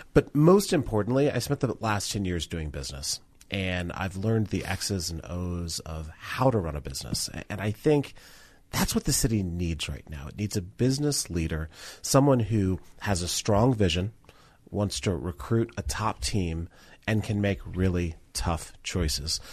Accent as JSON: {"language": "English", "town": "Denver", "region": "Colorado", "country": "United States", "tie": "born or raised there", "said": "Growing up in Denver"}